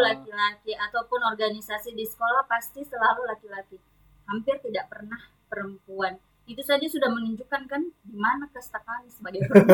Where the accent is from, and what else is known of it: Sorowako, South Sulawesi, Indonesia; born or raised there